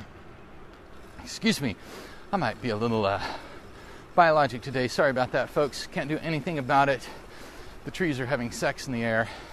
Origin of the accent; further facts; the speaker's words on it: the South, United States; I grew up in the South.